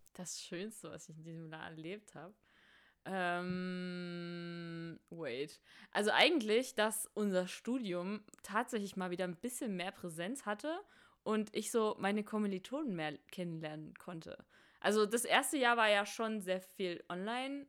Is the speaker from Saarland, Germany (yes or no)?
no; Saxony, Germany; wir kommen alle aus Sachsen